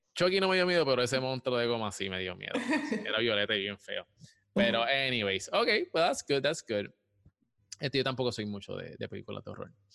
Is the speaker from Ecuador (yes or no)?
no; Puerto Rico; yo soy de Puerto Rico también